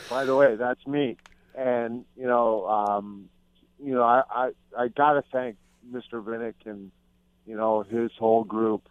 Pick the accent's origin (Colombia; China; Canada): Canada; Hamilton, Ontario; now in Tampa, United States; to be in Hamilton, and that's my hometown